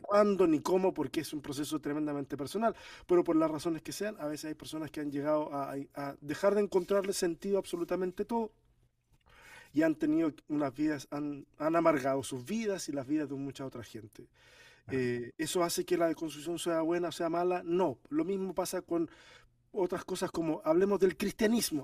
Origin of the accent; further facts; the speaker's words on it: Chile; also born or lived in Argentina; chileno por decisión, porque yo nací en Argentina. Pero toda mi familia es de Chile, me crié en Chile